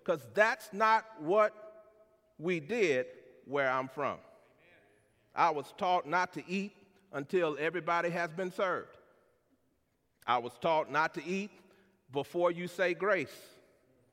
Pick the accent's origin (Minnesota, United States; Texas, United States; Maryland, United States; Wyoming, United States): Texas, United States; San Antonio; I'm from San Antonio, Texas, the youngest of three siblings born to Wilbur and Luberta